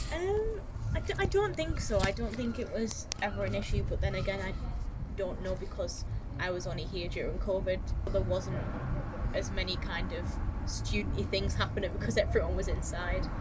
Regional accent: Hartlepool, North East England, United Kingdom; moved away as an adult; now in Newcastle, United Kingdom; I am originally from Hartlepool and I moved to Newcastle in 2017

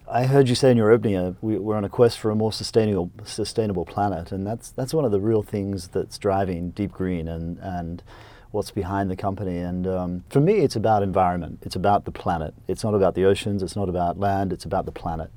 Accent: Queensland, Australia; I was born in Australia on a dairy farm, uh, in Queensland. And so I, um, went to small little public school and, uh, went to the local university

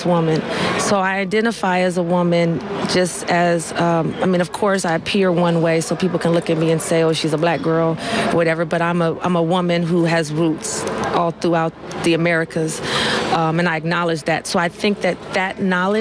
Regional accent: Oakland, California, United States; I was not born in Oakland, but I've been raised in Oakland. Raised in Oakland since 88.

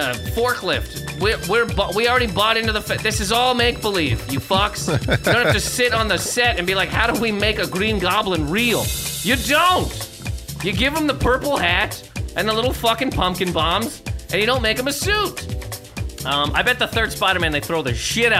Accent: Canada; I'm from Canada.

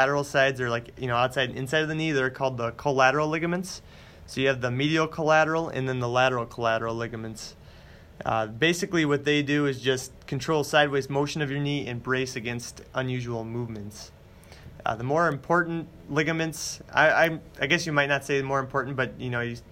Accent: Shelbyville, Wisconsin, United States; also born or lived in Madison, Wisconsin; I'm from Shelbyville, Wisconsin, which is a really small town in the southwest corner of the state

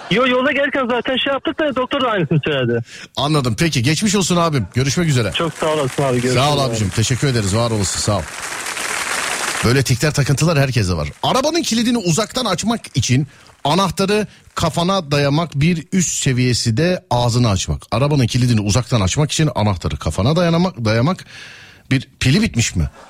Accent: Istanbul, Turkey; Park edesim geldi vallahi bir İstanbullu olarak falan diye.

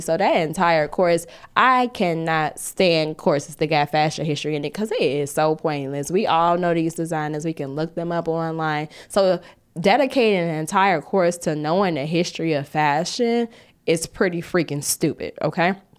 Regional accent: United States; us as American designers

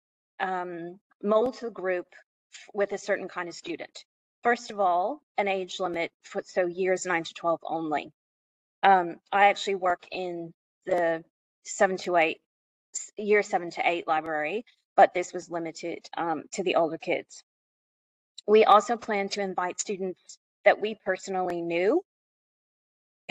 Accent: United States; accent: American; now in Australia; You may be able to tell from my accent that I am American

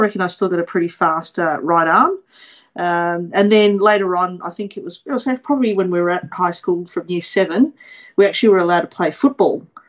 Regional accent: Melbourne, Victoria, Australia; also born or lived in Malaysia; I'm actually a local girl to the Waverley Park Hawks. So I was born in Malaysia, and my family migrated here in 1977, and I was just a young girl at that time and hadn't started school yet.

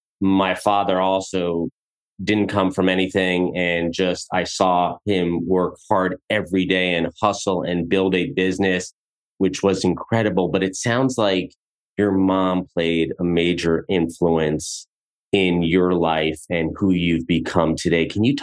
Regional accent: Edgemont, New York, United States; I am technically from Edgemont, although I'm on the borderline and it could be considered Scarsdale. It could be considered Yonkers.

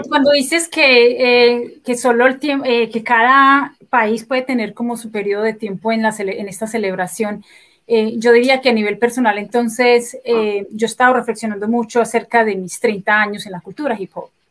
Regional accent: Medellín, Antioquia, Colombia; moved away as an adult; now in United States; siendo yo una de las primeras MCs de Medellín

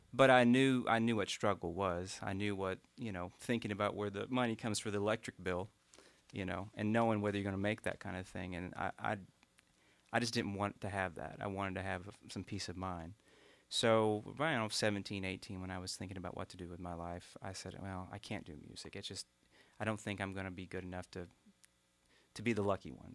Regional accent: Morgan County, Eastern Kentucky, United States; up about 15 miles outside of that in a farming community

